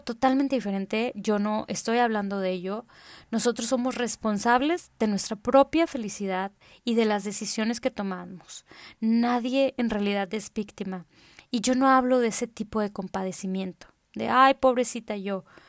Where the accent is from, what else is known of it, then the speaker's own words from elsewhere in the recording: Tamaulipas, Mexico; now in Monterrey, Mexico; Vivo en la ciudad de Monterrey, aunque soy tamaulipeca de corazón